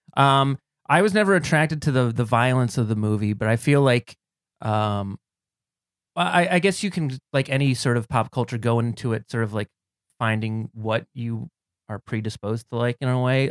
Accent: Cleveland, Ohio, United States; moved away; I'm a c, former Clevelander. I'm from Cleveland, Ohio originally

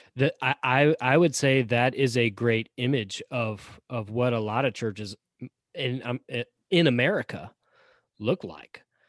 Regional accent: the South, United States; Chris and I live in the South, we grew up in the South

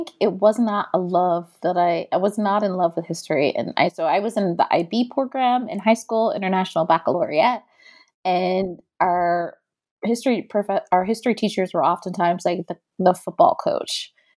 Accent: South Florida, United States; I was born in South Florida to two immigrant parents. My mother is from the British Caribbean, Trinidad, and my dad is from the French Caribbean, Haiti.

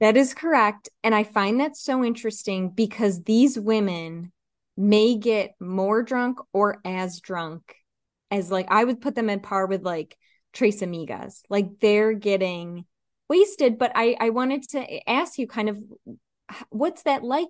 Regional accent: East Coast, United States; I'm from the East Coast

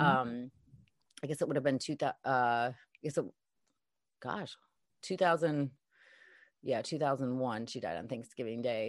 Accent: Chicago, Illinois, United States; Originally from Chicago, um, I had was married, um, kind of born and raised in the Chicago area

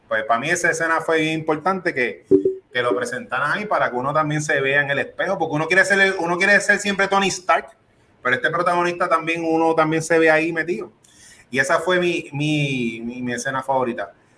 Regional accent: Puerto Rico; Yo soy boricua

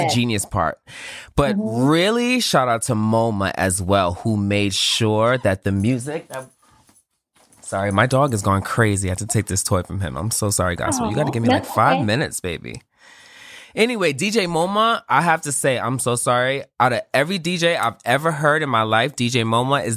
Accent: New York, United States; I am from New York

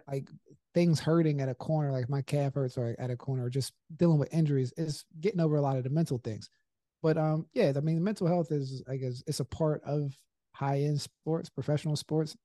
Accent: Pittsburgh, Pennsylvania, United States; growing up in Pittsburgh

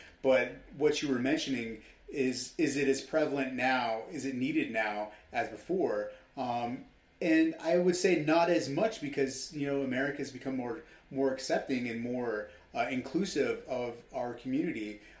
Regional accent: Los Angeles, California, United States; West Hollywood's

